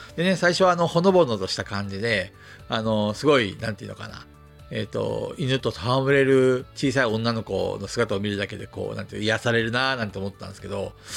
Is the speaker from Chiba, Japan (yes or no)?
no; Hokkaido, Japan; moved away; also born or lived in Tokyo; 僕、北海道の生まれなんで